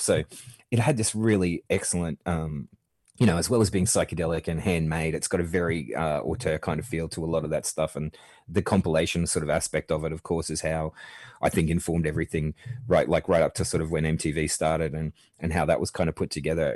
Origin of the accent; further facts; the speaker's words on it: Australia; I grew up watching seventies Sesame Street in the eighties in Australia